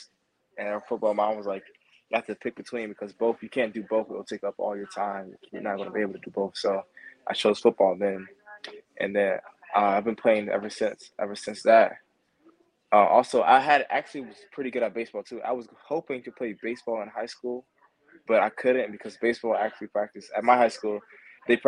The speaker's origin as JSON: {"language": "English", "region": "Maryland", "country": "United States", "tie": "born or raised there", "also_born_or_lived": "New Jersey / Washington, D.C.", "said": "I was born in New Jersey, then moved to the Washington, D.C. area when I was about 3. I grew up mostly in Maryland"}